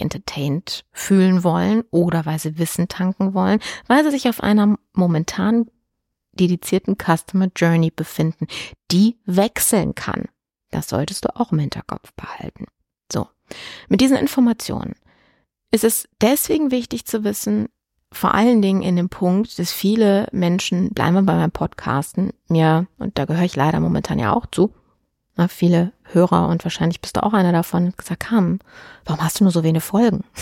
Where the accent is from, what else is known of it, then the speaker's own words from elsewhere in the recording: Germany; bei uns in Deutschland